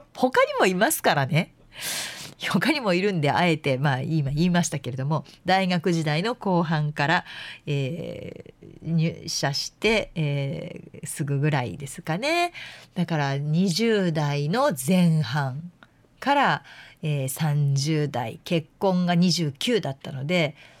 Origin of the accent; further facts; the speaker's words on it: Yamanashi, Japan; moved away; 山梨って私の実家